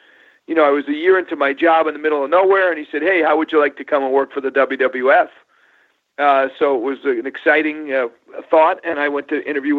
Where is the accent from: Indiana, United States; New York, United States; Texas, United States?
New York, United States; Long Island; also born or lived in Syracuse, New York; Grew up in New York, Sean. Went to Syracuse University.